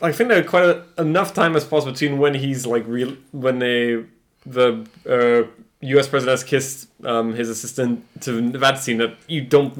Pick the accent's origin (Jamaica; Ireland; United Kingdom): United Kingdom; yeah, I'm proud of being a Brit deep down.